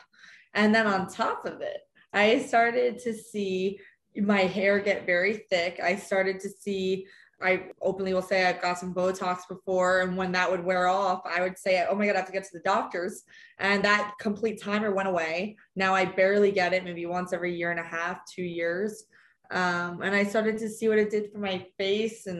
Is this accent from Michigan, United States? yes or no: no; New Jersey, United States; growing up in New Jersey, middle school